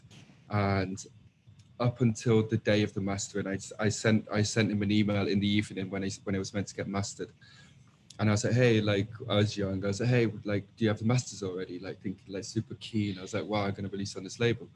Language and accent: English; Manchester, North West England, United Kingdom; I'm 21, I'm from Manchester.